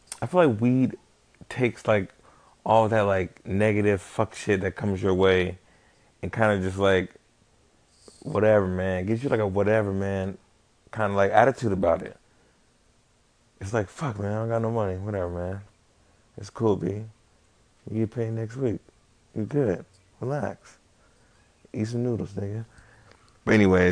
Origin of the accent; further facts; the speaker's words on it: Las Vegas, Nevada, United States; I'm probably from Vegas. I've been here my life